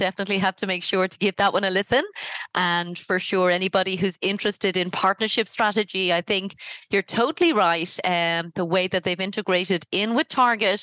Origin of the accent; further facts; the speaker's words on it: Ireland; I'm from Ireland